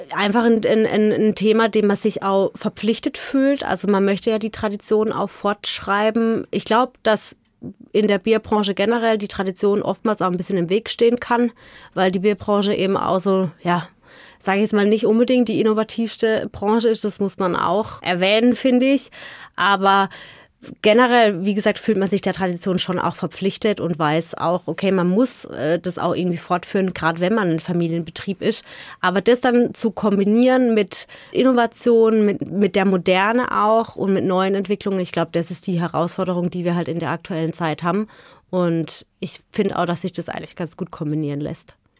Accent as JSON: {"language": "German", "town": "Offenburg", "region": "Baden-Württemberg", "country": "Germany", "tie": "born or raised there", "said": "Wir sind in Offenburg groß geworden"}